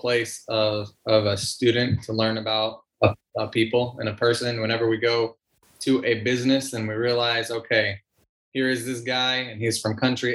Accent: Missouri, United States; moved away as an adult; also born or lived in New York City, United States / Lithuania (ancestry); now in Philadelphia, United States; Where are you from? Missouri.

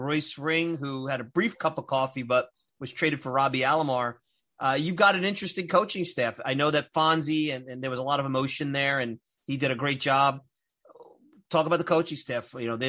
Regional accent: New York City, New York, United States; now in Long Island, United States; I grew up in Bensonhurst, so Brooklyn's near and dear to my heart. I might be on Long Island now.

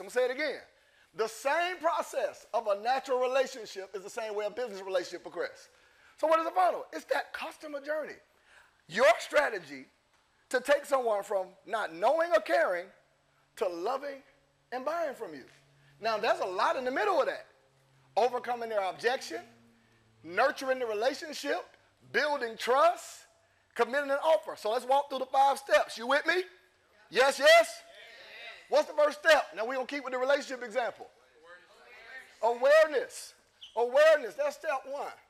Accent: Lynn Haven, Florida, United States; I'm from Florida. Lynn Haven to be exact

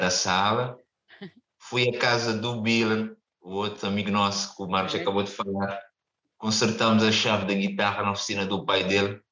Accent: Cape Verde; moved away as an adult; also born or lived in Caldas da Rainha, Portugal; now in Portugal; apesar de vir de um país mais pequeno

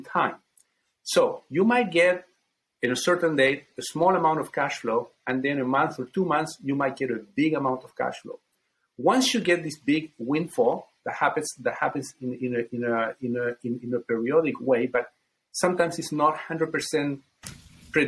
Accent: Chile; now in United States; I come from Chile

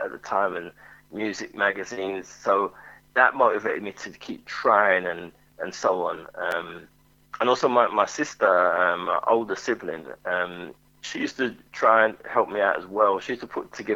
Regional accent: London, United Kingdom; I grew up in Hackney in East London

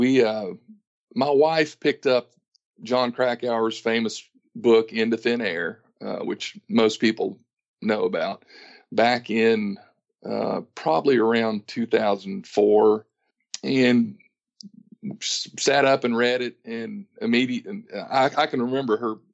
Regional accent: Ashe County, North Carolina, United States; accent: Southern; also born or lived in Raleigh, North Carolina; now in Kingston Springs, United States; I was raised mostly in the Northwest Appalachian Mountains of North Carolina.

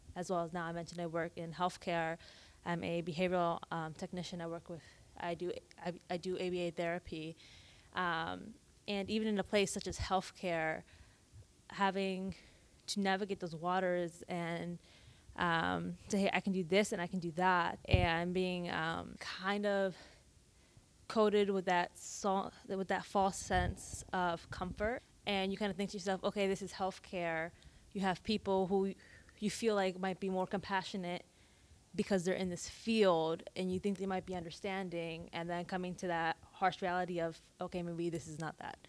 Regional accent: Maryland, United States; I am from Maryland, came a long way.

